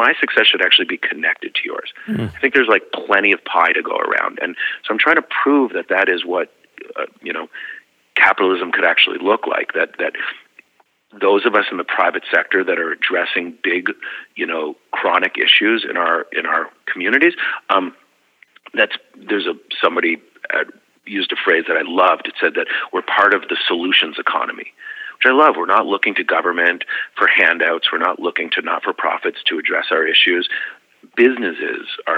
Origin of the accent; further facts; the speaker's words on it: Canada; now in United States; I grew up in a society where it was rooted in the collective good